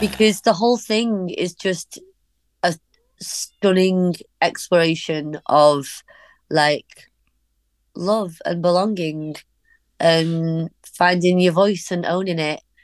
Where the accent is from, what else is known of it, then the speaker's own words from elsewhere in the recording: Warrington, North West England, United Kingdom; also born or lived in Liverpool; I was born in Liverpool, but then we moved to Warrington when I was really small